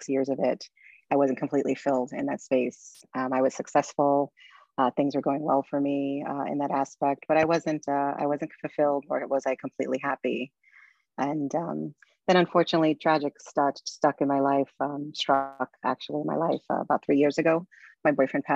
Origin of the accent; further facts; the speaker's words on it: New York City, New York, United States; I'm originally from Brooklyn, New York. So this is my home place.